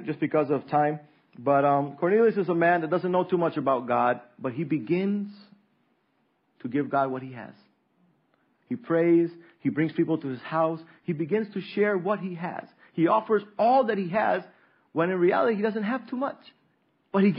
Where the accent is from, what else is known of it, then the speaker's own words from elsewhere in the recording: Roatán, Bay Islands, Honduras; Roatan is the hardest place for me. It's my hometown